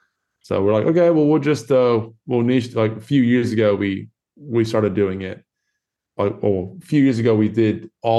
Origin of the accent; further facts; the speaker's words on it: Florida, United States; now in Perth, Australia; I was born in Florida